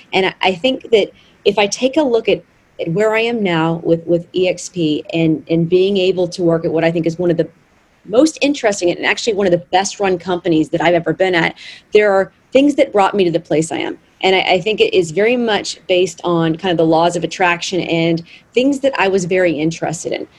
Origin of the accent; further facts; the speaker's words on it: Arkansas, United States; growing up in Arkansas, my father was a builder. He built the house that I grew up